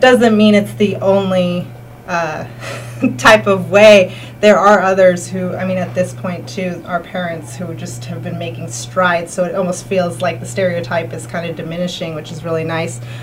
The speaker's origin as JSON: {"language": "English", "region": "California", "country": "United States", "tie": "born or raised there", "moved": "as an adult", "lives_now": "Berkshires, United States", "said": "I'm originally from California, born and raised, and um, my parents are from Mexico City originally"}